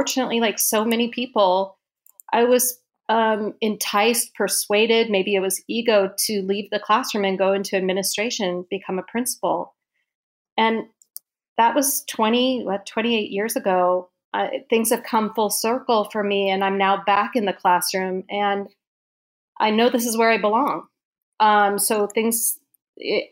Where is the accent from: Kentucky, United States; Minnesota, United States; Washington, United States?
Washington, United States; Seattle; Went to a large Catholic school in Seattle called Blanchette